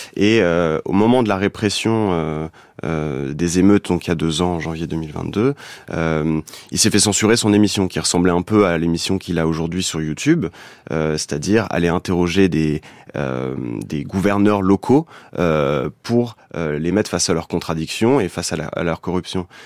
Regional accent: France; je suis français

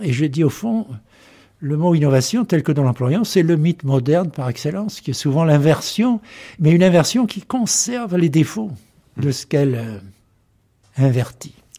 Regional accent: southern France, France; accent: French, somewhat southern; first language French; moved away as an adult; now in United States; j'ai un accent euh, français, peut-être même méridional un peu

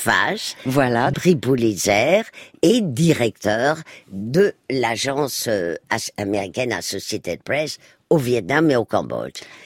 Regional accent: Spain; moved away; moi qui ai passé mon enfance en Espagne

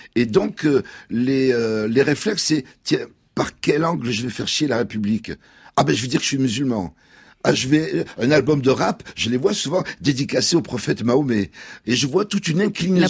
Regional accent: France; la France est à nous parce qu'on est français

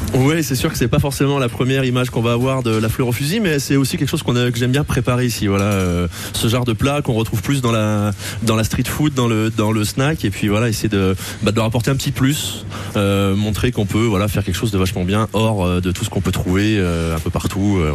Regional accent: Apinac, Auvergne-Rhône-Alpes, France; je suis originaire d'Apinac comme lui

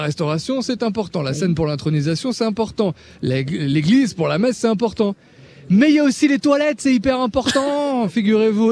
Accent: Burgundy, Bourgogne-Franche-Comté, France; chez nous en Bourgogne

